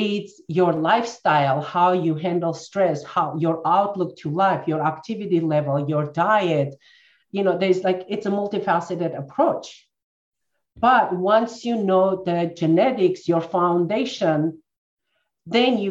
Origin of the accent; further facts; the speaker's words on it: Armenia; moved away as an adult; I'm born and raised in Armenia, former Soviet Union. That's where I finished my college.